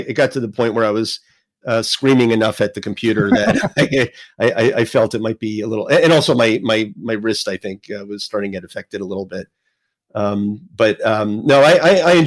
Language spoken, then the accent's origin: English; New Jersey, United States; I grew up in New Jersey